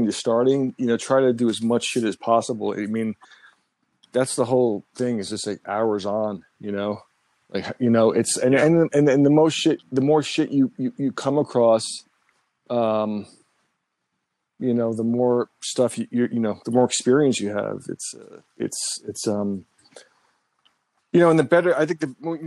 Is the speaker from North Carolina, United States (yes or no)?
no; New York, United States; I was born in New York and raised here